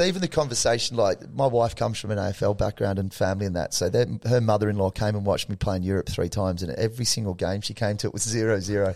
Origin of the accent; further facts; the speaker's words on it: Australia; us being Australian